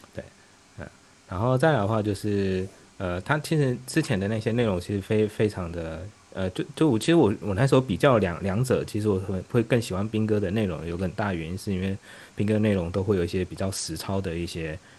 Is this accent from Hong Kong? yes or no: no; Taiwan; also born or lived in Beijing, China; now in Shanghai, China; 我是来自对岸的同胞，然后我之前在北京干了七年的互联网产品